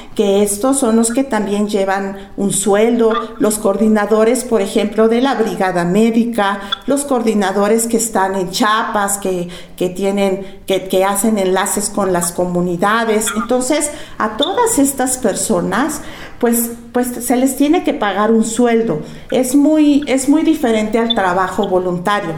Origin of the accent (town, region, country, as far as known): Mexico